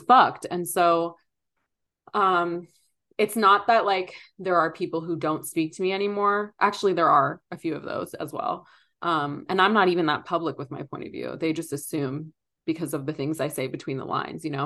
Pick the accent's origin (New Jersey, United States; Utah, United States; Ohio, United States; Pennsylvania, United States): Pennsylvania, United States; Philadelphia; moved away; I grew up in Philly